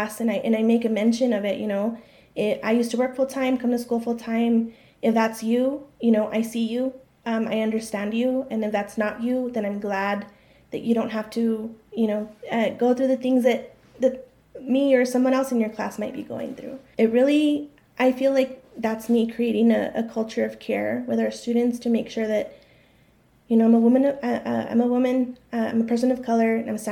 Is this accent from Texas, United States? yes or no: yes; El Paso, Texas, United States; I was born and raised in El Paso.